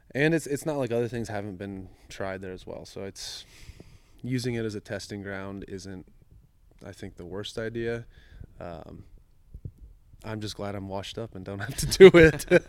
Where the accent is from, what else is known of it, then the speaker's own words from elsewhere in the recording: Bowling Green, Ohio, United States; I grew up in Bowling Green, Ohio.